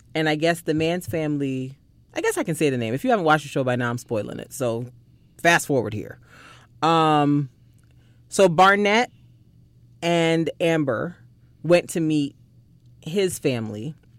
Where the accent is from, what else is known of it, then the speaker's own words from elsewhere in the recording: Barbados; moved away; growing up in Barbados